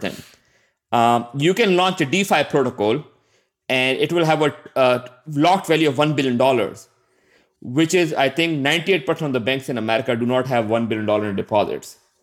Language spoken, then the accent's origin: English; Pakistan; I'm from Pakistan